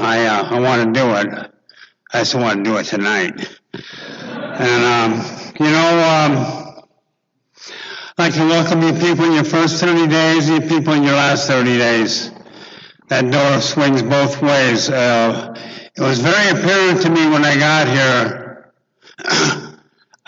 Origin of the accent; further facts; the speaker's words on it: Santa Monica, California, United States; I was born here in Santa Monica in 1948